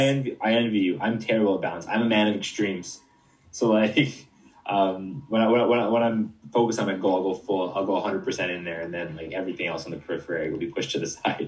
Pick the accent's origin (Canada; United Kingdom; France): Canada; I'm from Canada